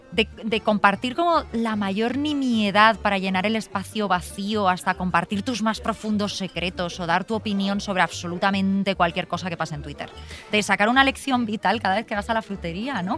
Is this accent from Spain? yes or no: yes; Alfafar, Valencian Community, Spain; gritamos mucho en alfafar